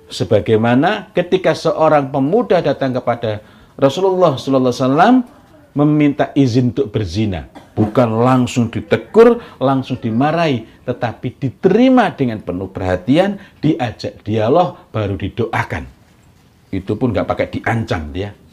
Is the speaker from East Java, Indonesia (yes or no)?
yes; East Java, Indonesia; moved away; Tetapi ketika saya dari Jawa Timur kemudian bermukim di sini, maka saya harus paham mengenai Eh, budaya di sini agar tidak menimbulkan masalah yang tidak perlu. Nah, tegasnya orang Jawa Timur berbeda dengan tegasnya orang Sulawesi.